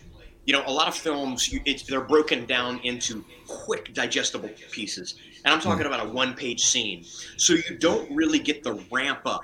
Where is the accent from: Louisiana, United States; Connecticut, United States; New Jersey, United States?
Louisiana, United States; Lake Charles; I was born in Lake Charles, Louisiana